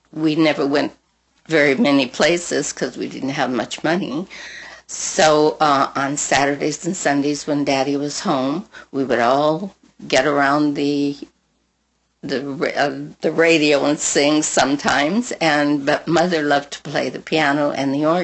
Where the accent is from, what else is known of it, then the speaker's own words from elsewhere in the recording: Pasadena, California, United States; when I was growing up in Pasadena, at school, I used to sing at all the dances